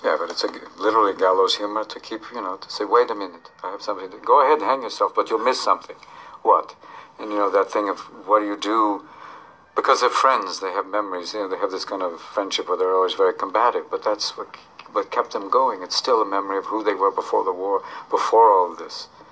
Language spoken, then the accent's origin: English; United States; as an American